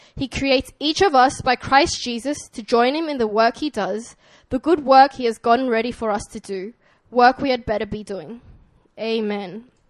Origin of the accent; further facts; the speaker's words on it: Sydney, New South Wales, Australia; accent: Australian; moved away; this is my Australian accent